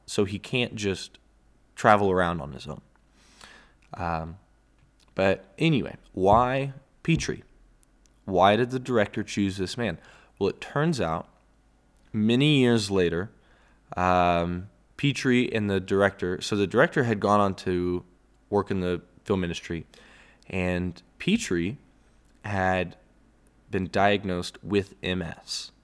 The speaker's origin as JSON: {"language": "English", "region": "Texas", "country": "United States", "said": "as a Texan myself"}